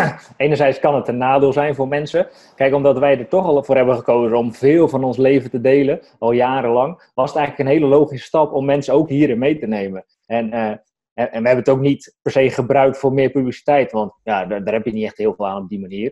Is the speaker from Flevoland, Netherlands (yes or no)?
no; Strijen, South Holland, Netherlands; moved away as an adult; now in Drenthe, Netherlands; Maar ik kom op veel uit Hoekse Waard, dus onder Rotterdam. Uit Strijen, daar heb ik tot mijn eenentwintigste gewoond